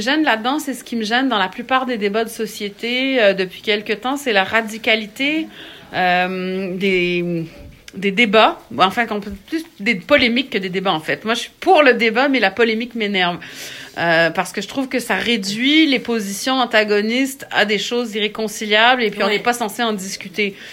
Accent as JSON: {"language": "French", "region": "Quebec", "country": "Canada", "tie": "born or raised there", "also_born_or_lived": "France", "said": "je suis née au Québec, j'ai grandi au Québec, j'ai bon, vécu quelques années en France"}